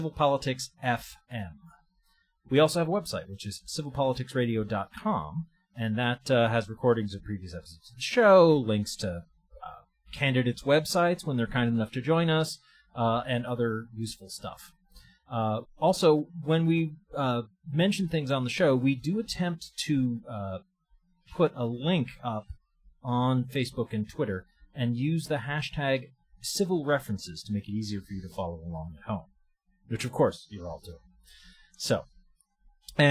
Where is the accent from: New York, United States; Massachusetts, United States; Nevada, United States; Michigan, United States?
Massachusetts, United States; Andover; I grew up in Andover.